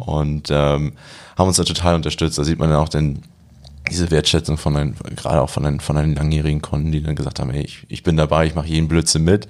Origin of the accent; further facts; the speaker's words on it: Germany; also born or lived in Montreal; als Deutscher